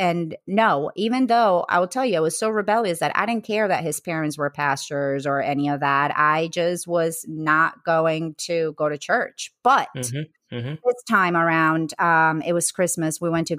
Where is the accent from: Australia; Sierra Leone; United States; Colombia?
Colombia; English is a second language; I grew up Catholic in Colombia, I went to Catholic school.